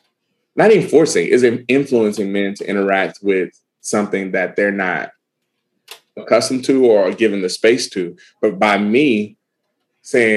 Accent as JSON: {"language": "English", "region": "Alabama", "country": "United States", "said": "I'm from Alabama"}